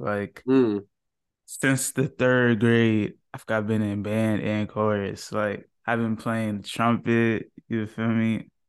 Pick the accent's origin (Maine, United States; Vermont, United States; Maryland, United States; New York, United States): New York, United States; Long Island; I'm from New York. Long Island.